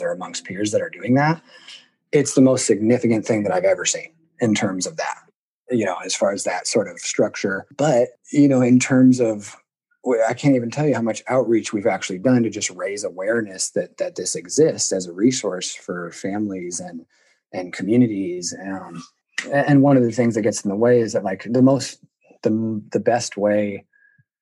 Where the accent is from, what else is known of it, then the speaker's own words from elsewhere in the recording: Seattle, Washington, United States; I born and raised in Seattle, Washington, went to public schools all throughout the area